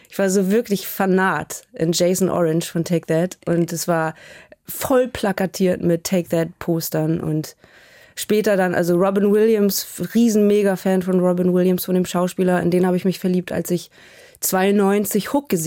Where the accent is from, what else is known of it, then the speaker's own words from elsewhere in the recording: Hamburg, Germany; Äh, ich bin wahnsinnig nostalgisch und immer wenn ich da bin, fange ich fast an zu heulen.